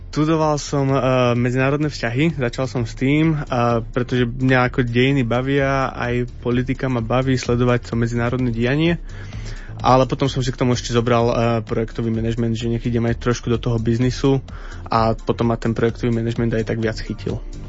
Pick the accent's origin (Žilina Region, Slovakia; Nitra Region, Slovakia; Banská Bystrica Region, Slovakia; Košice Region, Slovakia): Banská Bystrica Region, Slovakia; Lučenec; moved away as an adult; now in Prague, Czech Republic; som z Lučenca, ale už žijem v Prahe